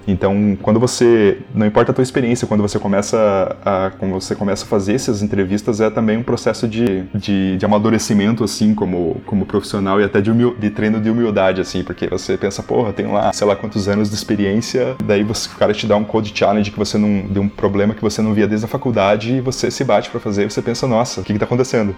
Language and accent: Portuguese; Curitiba, Paraná, Brazil; moved away as an adult; now in New York, United States; eu sou natural de Curitiba, vivi aí minha vida inteira até, até esse ano.